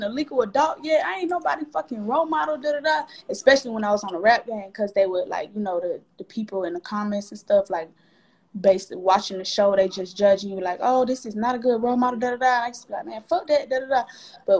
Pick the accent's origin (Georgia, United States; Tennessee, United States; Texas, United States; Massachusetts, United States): Georgia, United States; Atlanta; born or raised there